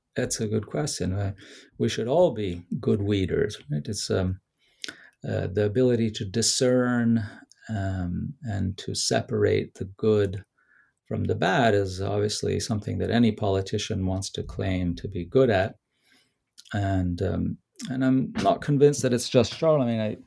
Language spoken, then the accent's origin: English; Rome, Lazio, Italy; Rome, which is my hometown